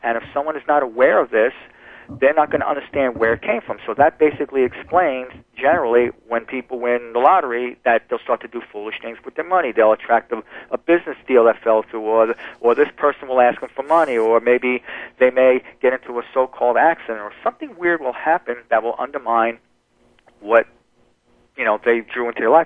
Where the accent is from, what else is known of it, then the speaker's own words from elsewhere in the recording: New Jersey, United States; moved away; also born or lived in New York; I, I was born in New York, but I grew up in New Jersey